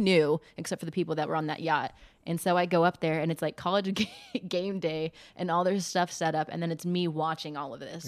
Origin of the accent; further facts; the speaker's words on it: Las Vegas, Nevada, United States; moved away as an adult; also born or lived in Chico, California; now in Eugene, United States; being born and raised in Vegas